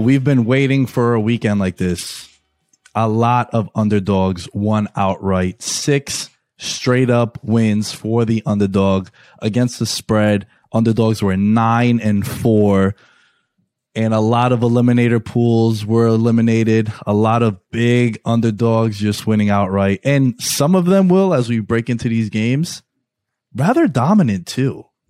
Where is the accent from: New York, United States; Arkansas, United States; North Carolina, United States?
New York, United States; New York City; my hometown, New York City